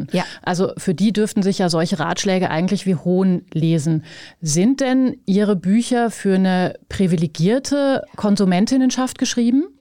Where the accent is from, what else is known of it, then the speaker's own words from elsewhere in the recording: Vienna, Austria; Aber ich bin eine sozialisierte Wienerin.